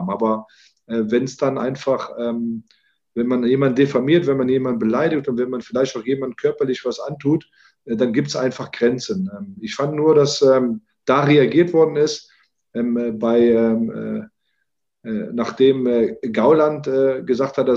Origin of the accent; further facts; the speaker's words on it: Rhineland, Germany; also born or lived in Morocco; Ich bin zwar in Marokko geboren, aber im Rheinland groß geworden.